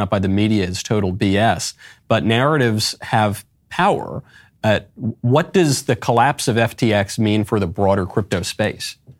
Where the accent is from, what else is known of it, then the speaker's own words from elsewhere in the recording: New York, United States; a New Yorker